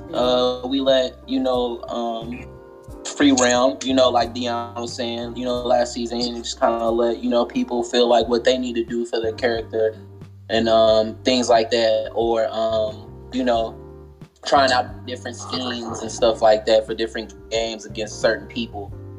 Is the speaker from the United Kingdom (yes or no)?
no; Tulsa, Oklahoma, United States; Born and raised in Tulsa.